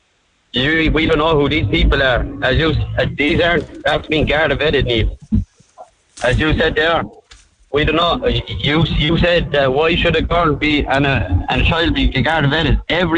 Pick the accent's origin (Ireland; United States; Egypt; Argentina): Ireland; it's just, I think it's unfair because we're Irish citizens and we should be looked after first.